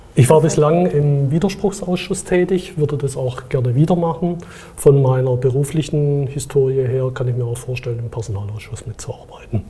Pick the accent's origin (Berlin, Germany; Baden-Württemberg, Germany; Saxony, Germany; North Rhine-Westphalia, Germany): Baden-Württemberg, Germany; Stuttgart; Ich komme aus Stuttgart